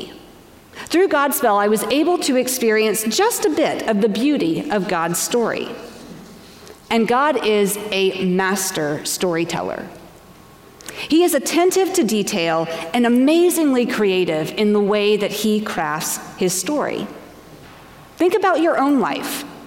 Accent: Asheville, North Carolina, United States; moved away as an adult; also born or lived in Washington, D.C.; Asheville, North Carolina, my hometown, where I graduated from high school and where my parents still lived

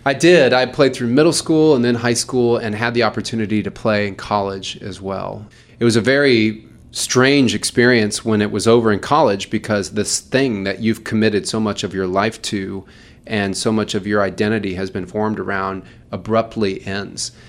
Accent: Louisville, Kentucky, United States; moved away; I'm from Louisville, Kentucky.

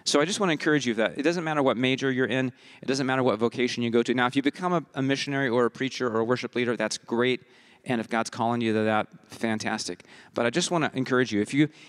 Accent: Côte d’Ivoire; I was born and raised in West Africa in Côte d'Ivoire, an English Ivory Coast, which gives me a very different childhood than most of you, I think.

